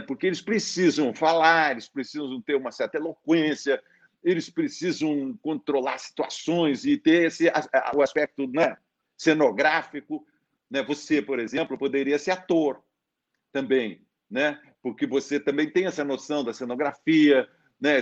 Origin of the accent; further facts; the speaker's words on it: Sorocaba, São Paulo, Brazil; todo aquele ambiente onde eu fui criado, né? Ali na Vila Leão, em Sorocaba